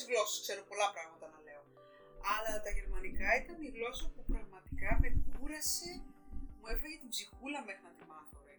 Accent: Greece; now in Germany; Ήμασταν Ιταλοί, ήμασταν Έλληνε

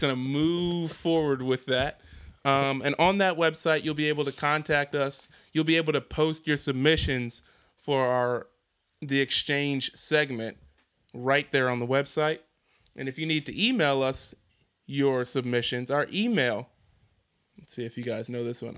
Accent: Philadelphia, Pennsylvania, United States; also born or lived in New Jersey; now in Houston, United States; I'm from Philadelphia and New Jersey

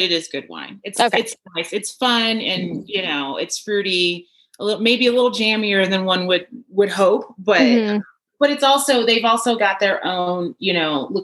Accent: Chicago, Illinois, United States; now in Colorado, United States; I have to rep my hometown, Chicago

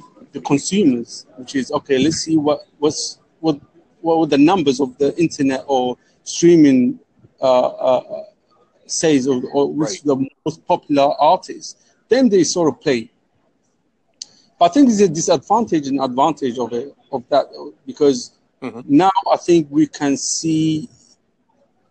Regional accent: London, United Kingdom; We're from the UK, London.

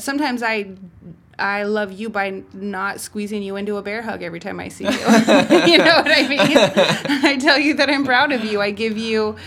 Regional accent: Humboldt County, California, United States; I grew up in Humboldt County

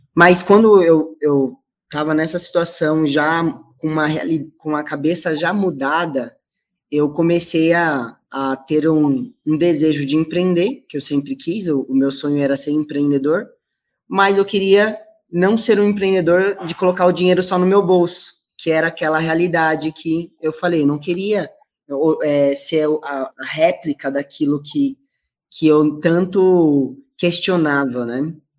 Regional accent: São Paulo, Brazil; vim aí da, de uma comunidade chamada Jardim Pantanal, não sei se vocês já ouviram falar, fica na zona leste de São Paulo

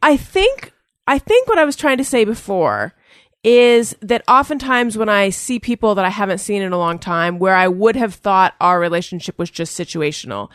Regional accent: Orange County, California, United States; I'm from Orange County

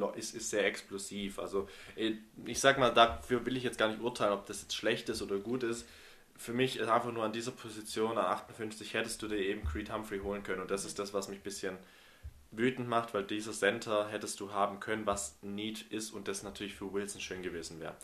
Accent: Germany; als äh, Deutsche

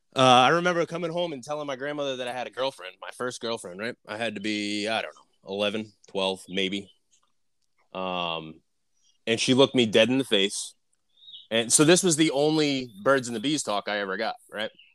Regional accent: Northeast, United States; I'm also from the Northeast

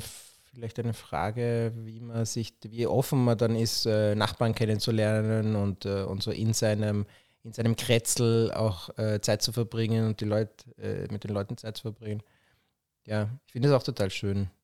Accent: Vienna, Austria; als jemand, der in Wien aufgewachsen ist

